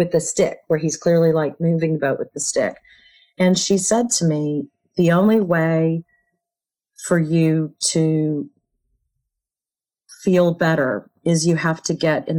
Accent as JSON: {"language": "English", "country": "United States", "tie": "born or raised there", "said": "growing up in America"}